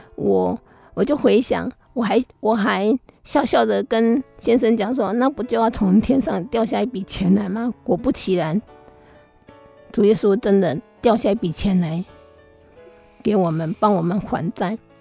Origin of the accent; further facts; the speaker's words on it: Taiwan; 在我们台湾人的观念当中，女儿是分不到财产的